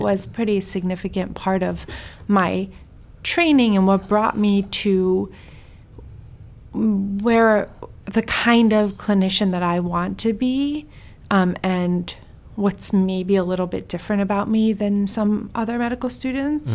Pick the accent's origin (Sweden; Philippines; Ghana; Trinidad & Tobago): Sweden; moved away; also born or lived in Iran; I'm Iranian. I was born in Sweden